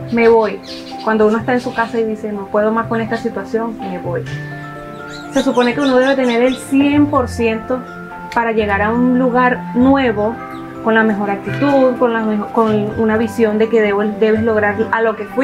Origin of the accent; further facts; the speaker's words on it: Caracas, Capital District, Venezuela; moved away as an adult; now in Colombia; tengo 25 años, tengo dos años y unos meses viviendo acá en La Guajira. Soy de Venezuela, de la capital, de Caracas.